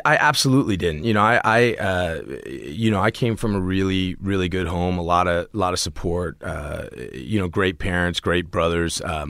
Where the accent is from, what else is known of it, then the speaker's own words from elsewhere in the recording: Washington, District of Columbia, United States; I grew up in D.C., in Washington, D.C.